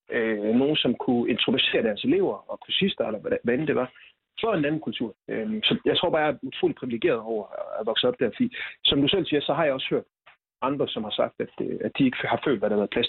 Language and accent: Danish; Silkeborg, Central Denmark Region, Denmark; jeg kommer fra Silkeborg.